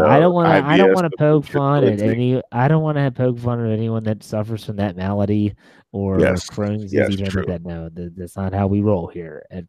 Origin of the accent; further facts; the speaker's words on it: Wheeling, West Virginia, United States; now in Maryland, United States; I am back in my hometown of Wheeling, West Virginia. Wheeling, West by God, Virginia. And so I came back home to celebrate Mother's Day with my mother. I'll be heading back to Maryland tomorrow.